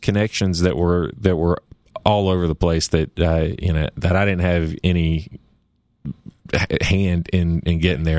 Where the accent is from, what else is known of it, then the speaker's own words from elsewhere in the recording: Nashville, Tennessee, United States; also born or lived in Knoxville, Tennessee / Memphis, Tennessee; I grew up in Nashville